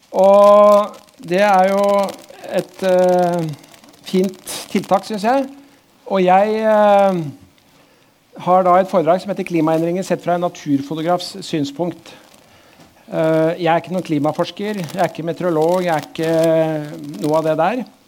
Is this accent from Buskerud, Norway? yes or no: yes; Drammen, Buskerud, Norway; also born or lived in Oslo; Jeg er vokst opp eh, på andre sida der borte, Hauges gate